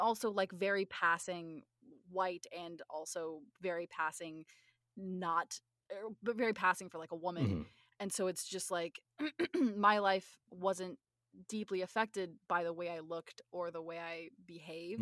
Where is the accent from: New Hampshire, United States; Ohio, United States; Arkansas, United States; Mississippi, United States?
Arkansas, United States; Northwest; I'm originally from from Northwest Arkansas